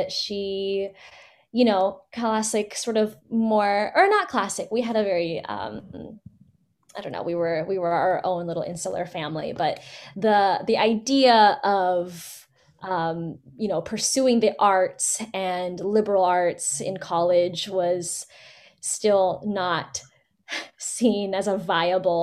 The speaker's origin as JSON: {"language": "English", "town": "Fremont", "region": "California", "country": "United States", "tie": "born or raised there", "said": "Born and raised in the Bay, actually, in Fremont."}